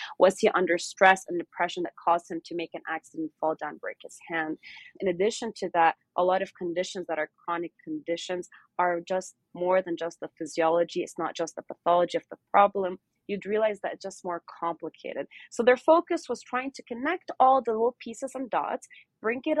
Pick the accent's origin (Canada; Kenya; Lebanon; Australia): Lebanon; moved away as an adult; also born or lived in Newport Beach, California, United States / Davis, California, United States / Arizona, United States; now in United States; So I was born here in Newport Beach, and then I grew up in Lebanon. And in 2013, I moved back to the States.